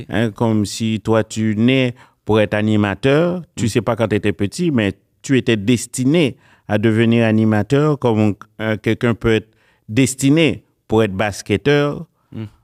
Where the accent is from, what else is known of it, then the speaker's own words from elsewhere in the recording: Laval, Quebec, Canada; Eh bien, j'ai grandi à Laval.